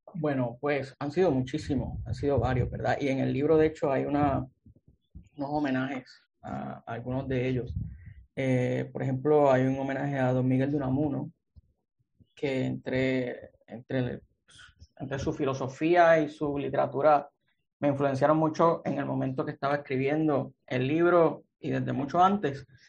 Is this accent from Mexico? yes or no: no; Aguadilla, Puerto Rico; moved away as an adult; also born or lived in Mayagüez, Puerto Rico; now in San Juan, Puerto Rico; Soy un escritor puertorriqueño, natural de Aguadilla. Eh, y he estado, pues viví por allá toda mi infancia, mi adolescencia